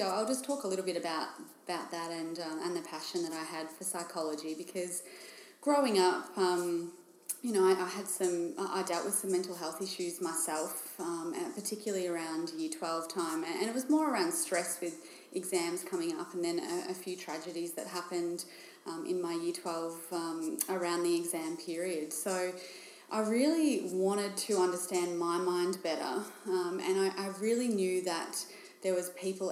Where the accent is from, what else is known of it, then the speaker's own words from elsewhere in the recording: Bendigo, Victoria, Australia; moved away as an adult; now in Geelong, Australia; I grew up in Bendigo, which is in regional Victoria